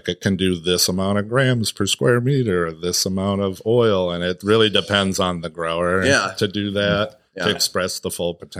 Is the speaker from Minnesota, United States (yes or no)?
yes; Minnesota, United States; moved away as an adult; also born or lived in Michigan; I've born and raised here, and it's like finally my hometown